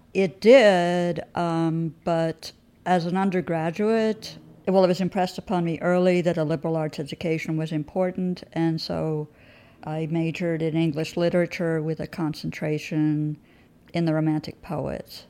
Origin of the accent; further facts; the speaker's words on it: New York, United States; also born or lived in England; as a true New Yorker